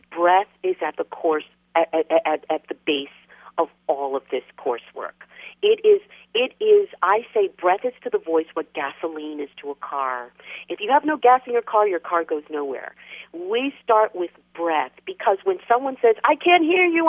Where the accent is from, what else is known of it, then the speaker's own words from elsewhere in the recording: New York City, New York, United States; I'm a New Yorker, born and raised